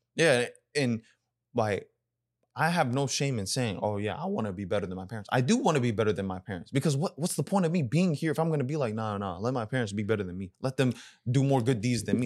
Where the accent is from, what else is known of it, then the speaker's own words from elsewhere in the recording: United States; I grew up in America, so my Sudanese identity was, was lacking at a time.